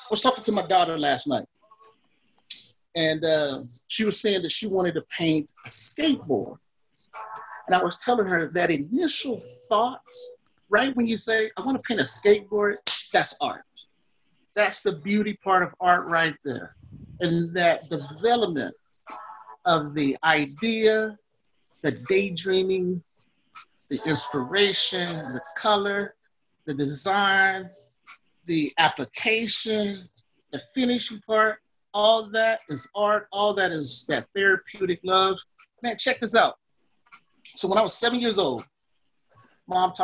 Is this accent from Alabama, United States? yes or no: yes; Florence, Alabama, United States; moved away as an adult; now in Pocatello, United States; I'm originally from Florence, Alabama, born and raised.